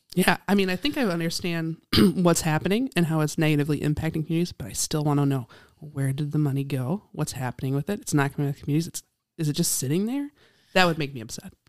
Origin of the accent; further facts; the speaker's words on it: Appleton, Wisconsin, United States; I grew up in Appleton